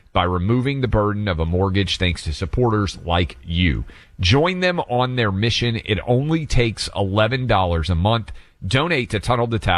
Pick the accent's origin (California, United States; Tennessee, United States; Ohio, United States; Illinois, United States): Tennessee, United States; Franklin; This is my hometown